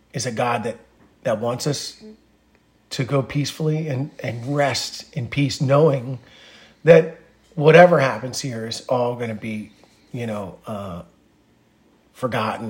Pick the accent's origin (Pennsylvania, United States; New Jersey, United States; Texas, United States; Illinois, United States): Pennsylvania, United States; Norristown; we're from Narstown